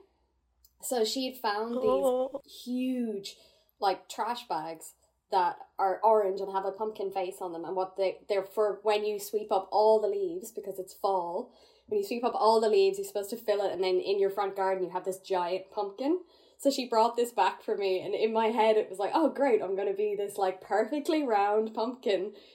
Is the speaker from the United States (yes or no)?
no; Ireland; growing up in Ireland